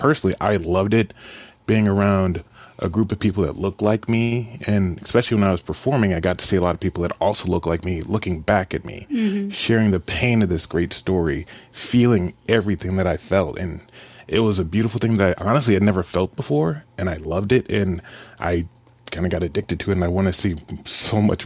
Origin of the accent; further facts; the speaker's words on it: Kansas City, Missouri, United States; I grew up in Kansas City